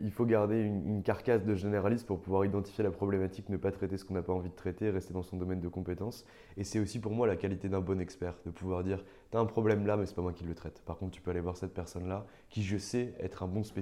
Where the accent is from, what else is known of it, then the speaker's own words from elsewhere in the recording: Nancy, Grand Est, France; je viens de Nancy